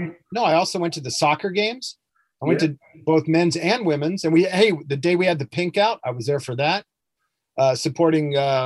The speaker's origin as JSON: {"language": "English", "region": "Southern California", "country": "United States", "said": "Well, I'm from SoCal"}